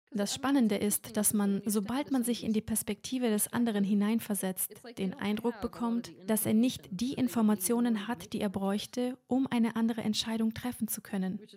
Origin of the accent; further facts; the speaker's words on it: Germany; moved away as an adult; Ich bin hier aufgewachsen, aber wie ich Ihnen bereits erzählt habe, bin ich letztes Jahr ausgewandert